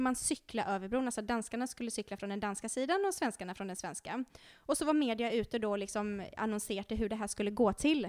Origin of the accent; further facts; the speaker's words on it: Sweden; moved away as an adult; also born or lived in Norway; jag är ju svensk. Och eh, jag har ju jobbat i Norge i många år